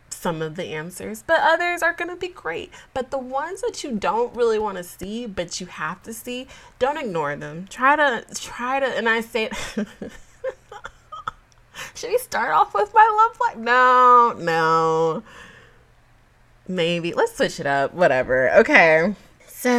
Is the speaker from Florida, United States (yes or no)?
no; Georgia, United States; now in Texas, United States; I'm a Georgia girl